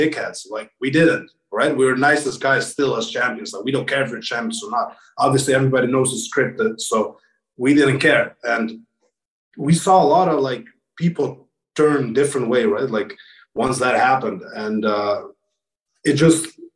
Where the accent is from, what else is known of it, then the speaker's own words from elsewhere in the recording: Kosovo; moved away; I'm from Kosovo, and we were in a war, like in 1994 to 1998